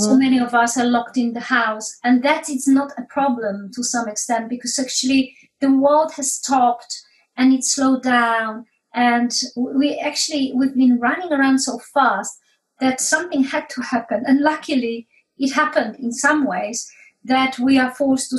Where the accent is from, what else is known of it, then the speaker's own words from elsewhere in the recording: Poland; moved away as an adult; now in United Kingdom; I came to UK from Poland when I was 21